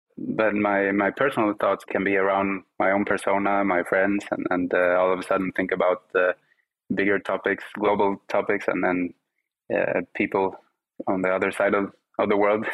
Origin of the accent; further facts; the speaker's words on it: Sweden; English is a second language; growing up in Sweden, I grew up, you know, with Spanish at home, Swedish uh, with my friends